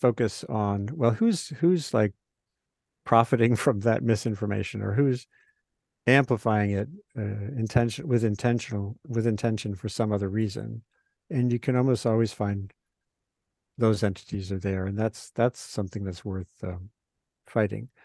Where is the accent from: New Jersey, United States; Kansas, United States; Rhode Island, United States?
Rhode Island, United States; now in Maine, United States; I grew up in Rhode Island